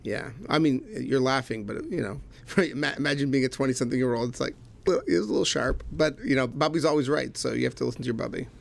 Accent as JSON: {"language": "English", "town": "Laval", "region": "Quebec", "country": "Canada", "tie": "born or raised there", "also_born_or_lived": "Manhattan, New York", "moved": "as an adult", "said": "I was born in Montreal, Canada. Truthfully, a, uh, a little island north of Montreal, Laval, but most people just call it Montreal. So born in Montreal, Canada, raised there"}